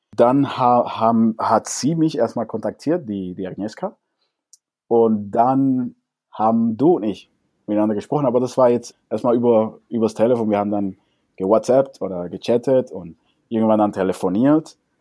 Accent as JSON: {"language": "German", "country": "Cuba", "second_language": "German", "moved": "yes", "lives_now": "Germany", "said": "also jetzt bin ich mal Kubaner, wir Kubaner"}